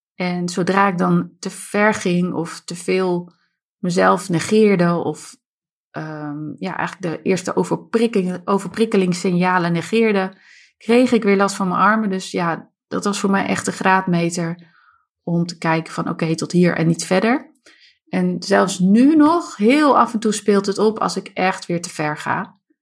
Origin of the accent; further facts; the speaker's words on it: Harderwijk, Gelderland, Netherlands; Ik ben opgegroeid in Harderwijk samen met mijn zusje Ilse